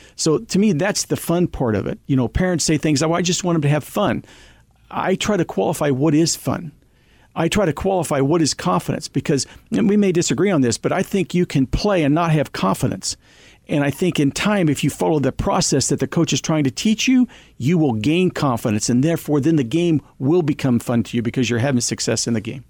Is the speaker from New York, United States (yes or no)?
no; Girard, Kansas, United States; a young kid growing up in Little Town of Gerard, Kansas, because it was a great place to be raised